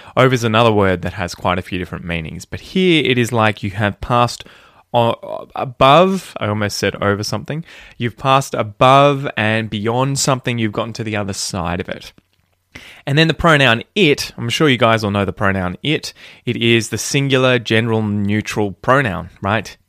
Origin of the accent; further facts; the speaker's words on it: Australia; speak like a fair dinkum Aussie